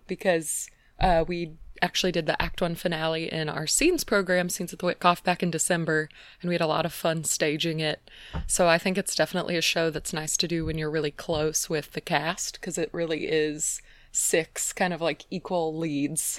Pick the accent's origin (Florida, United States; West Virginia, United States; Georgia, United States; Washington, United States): Georgia, United States; Atlanta; moved away as an adult; also born or lived in Indiana; now in Phoenix, United States; I'm from Atlanta, which is on the opposite side of the country